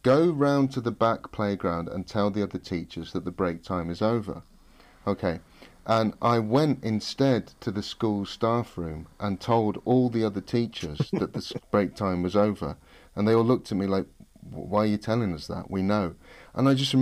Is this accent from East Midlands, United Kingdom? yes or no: yes; Nottingham, East Midlands, United Kingdom; moved away as an adult; I'm from a Ruffs comprehensive school in Nottingham